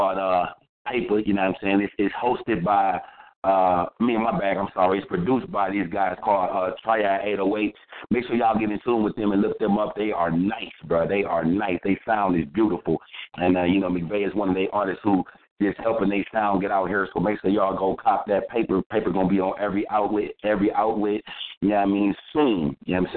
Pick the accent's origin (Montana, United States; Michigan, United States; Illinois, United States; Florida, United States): Illinois, United States; Chicago; moved away as an adult; now in Green Bay, United States; I'm originally from Chicago, lived in Chicago the last 3.5 years. I just actually moved to Green Bay